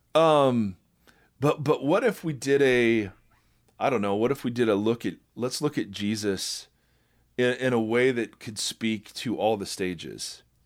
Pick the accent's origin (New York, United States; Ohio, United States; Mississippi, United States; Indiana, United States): Ohio, United States; I'm white and I'm from Ohio.